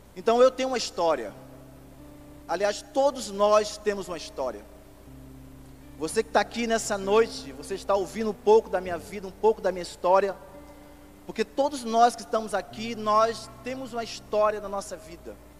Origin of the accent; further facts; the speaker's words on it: Pernambuco, Brazil; moved away as an adult; now in Rio de Janeiro, Brazil; não sou carioca, sou pernambucano